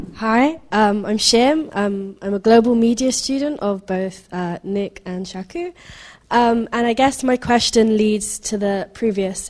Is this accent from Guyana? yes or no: yes; Guyana; now in London, United Kingdom; I'm from South America, I'm from Guyana